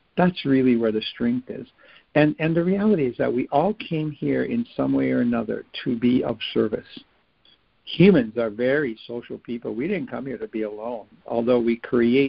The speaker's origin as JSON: {"language": "English", "region": "Hawaii", "country": "United States", "said": "I'm from Hawaii, and my family goes back in Hawaii over 20 generations"}